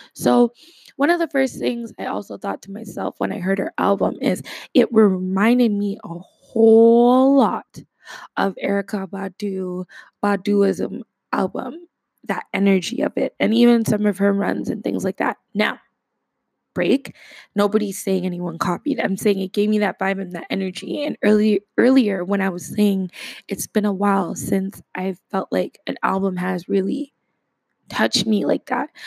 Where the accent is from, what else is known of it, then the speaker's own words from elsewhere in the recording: Canada; as a Canadian